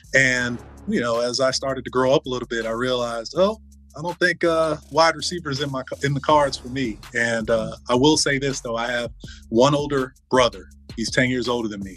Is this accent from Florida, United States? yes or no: yes; Fort Lauderdale, Florida, United States; I grew up in South Florida. I grew up in Fort Lauderdale.